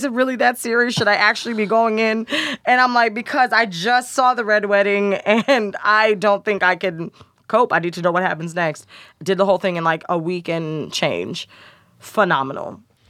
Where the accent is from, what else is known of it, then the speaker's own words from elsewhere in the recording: New Jersey, United States; moved away; also born or lived in Chicago; I'm from Jersey, but I was in Chicago for 3 years.